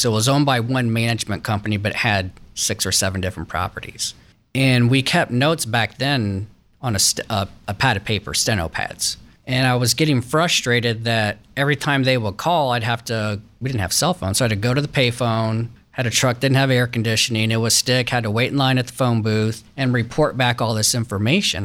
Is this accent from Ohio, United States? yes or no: yes; Westerville, Ohio, United States; grew up in uptown Westerville, Westerville City Schools